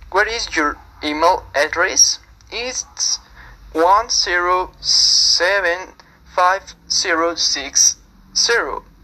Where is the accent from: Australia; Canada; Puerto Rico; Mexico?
Mexico; I am 18 years old. Where are you from? I am from Mexico. I'm Mexican.